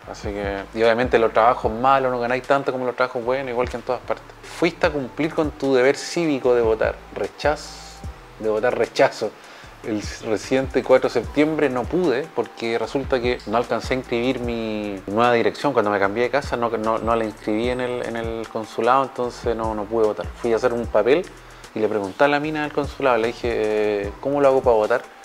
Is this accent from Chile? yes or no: yes; Viña del Mar, Valparaíso, Chile; moved away as an adult; now in Germany; yo soy de Viña